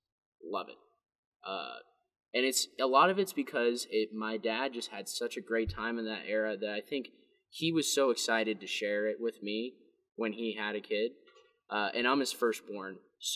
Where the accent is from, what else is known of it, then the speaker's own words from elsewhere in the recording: the Bay Area, California, United States; moved away; because I'm from the Bay Area